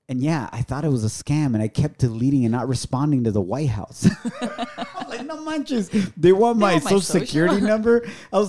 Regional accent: Ocotlán, Jalisco, Mexico; also born or lived in Dallas, Texas / San Francisco; now in New York City, United States; I'm an immigrant from Ocotlán, Jalisco, Mexico.

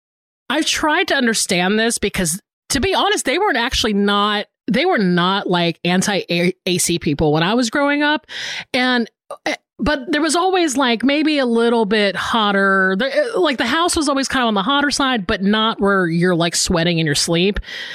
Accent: the South, United States; moved away as an adult; also born or lived in Florida; now in Los Angeles, United States; I grew up in the South

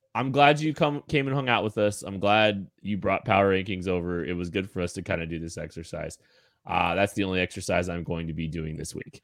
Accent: Eudora, Kansas, United States; I grew up in Eudora, Kansas

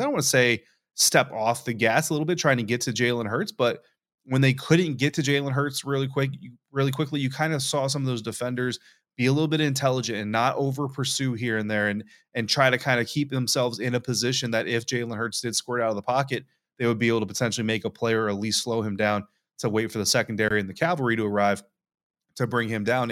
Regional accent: Colorado, United States; moved away; growing up in Colorado

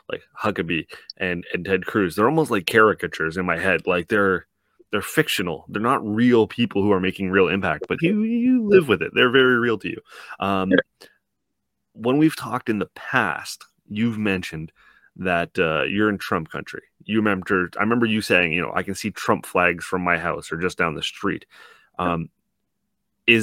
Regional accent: Canada; as a Canadian

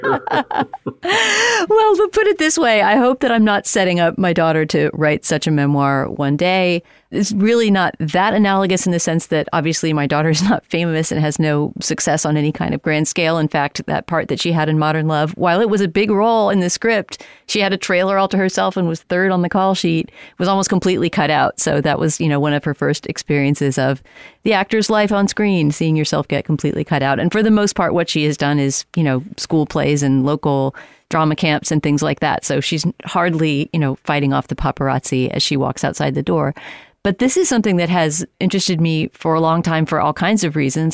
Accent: San Antonio, Texas, United States; moved away; I was in San Antonio, my hometown

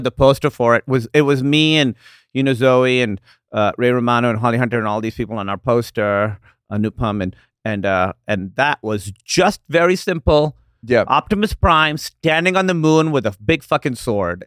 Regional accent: Pakistan; moved away as an adult; also born or lived in Iowa / Chicago; now in United States; growing up in Pakistan

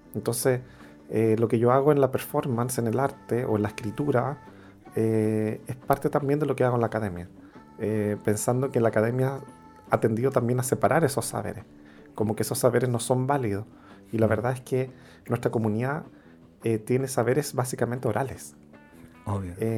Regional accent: Santiago, Santiago Metropolitan Region, Chile; moved away as an adult; also born or lived in Valparaíso, Chile; now in Buenos Aires, Argentina; Vengo de al otro lado de la cordillera, de Santiago de Chile. Eh, nací en Valparaíso, pero me crié en Santiago.

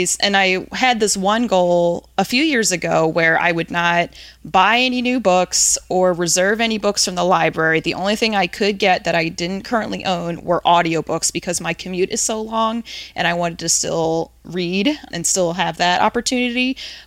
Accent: New Jersey, United States; now in Cincinnati, United States; So I'm originally from the East Coast, grew up in Jersey and went to school in Virginia

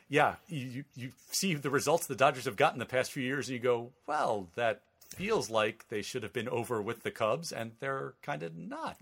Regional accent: Vernon Hills, Illinois, United States; moved away; grew up in Vernon Hills

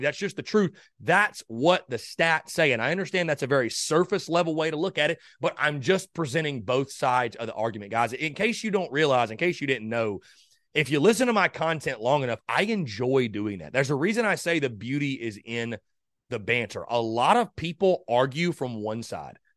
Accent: North Augusta, South Carolina, United States; North Augusta High School. Shout out my hometown and my alma mater

